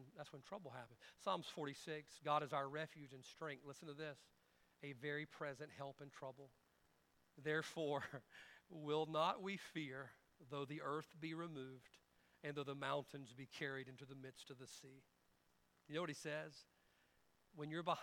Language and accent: English; United States; I know we are Americans, and I'm an American man